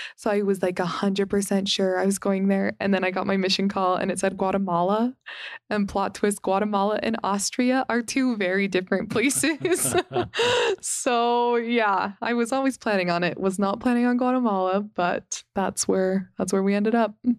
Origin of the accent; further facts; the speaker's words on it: Las Vegas, Nevada, United States; growing up in Las Vegas